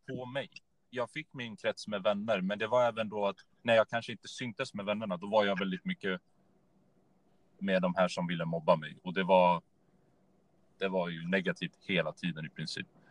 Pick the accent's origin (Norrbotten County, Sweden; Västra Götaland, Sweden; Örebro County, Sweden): Örebro County, Sweden; Örebro; född och uppvuxen i Örebro